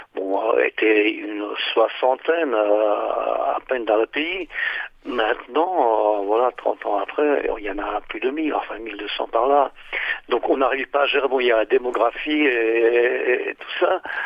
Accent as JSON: {"language": "French", "country": "France", "tie": "born or raised there", "moved": "as an adult", "lives_now": "Slovakia", "said": "je suis natif de Slovaquie, mais j'ai vécu mon enfance en tant que réfugié politique euh, à l'époque, en 68. Donc euh, j'ai eu ma scolarité en France"}